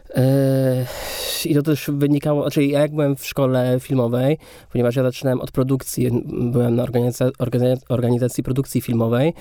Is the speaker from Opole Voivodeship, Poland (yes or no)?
yes; Kędzierzyn-Koźle, Opole Voivodeship, Poland; moved away; also born or lived in Katowice; do Kędzierzyna Koźla, gdzie ja się wychowywałem.